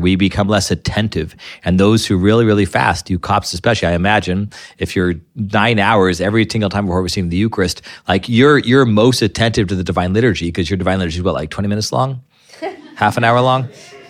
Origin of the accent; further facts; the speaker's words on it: Ireland; drinking makes us fight. I'm Irish. I know that's how this works, right?